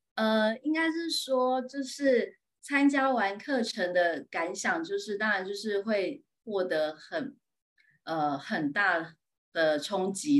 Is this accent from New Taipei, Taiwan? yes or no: yes; Yingge, New Taipei, Taiwan; 我是来自新北市英哥